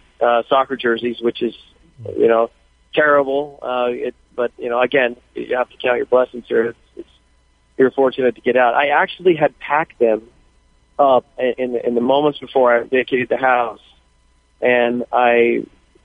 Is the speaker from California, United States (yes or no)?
yes; Thousand Oaks area, California, United States; my hometown, starting with the shooting at the borderline